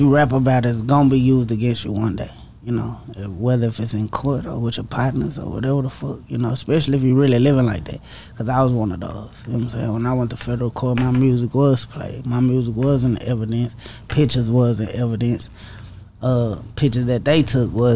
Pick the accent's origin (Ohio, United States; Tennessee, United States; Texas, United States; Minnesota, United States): Texas, United States; Dallas; my hood, like East Dallas, you know, growing up in East Dallas